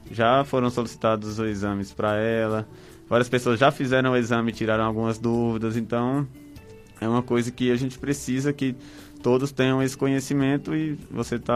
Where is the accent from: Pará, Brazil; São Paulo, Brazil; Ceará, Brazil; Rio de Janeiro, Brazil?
Ceará, Brazil; Brejo Santo; E Brejo Santo, eu sou de Brejo Santo